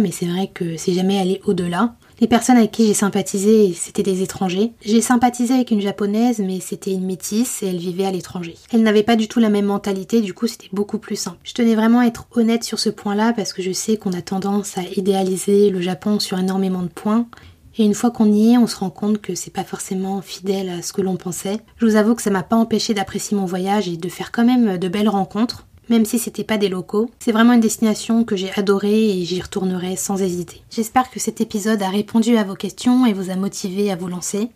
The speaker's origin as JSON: {"language": "French", "town": "Paris", "region": "Île-de-France", "country": "France", "said": "je venais de Paris"}